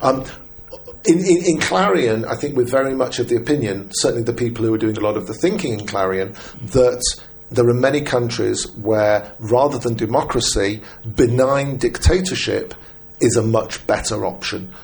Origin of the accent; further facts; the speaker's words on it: United Kingdom; I'm British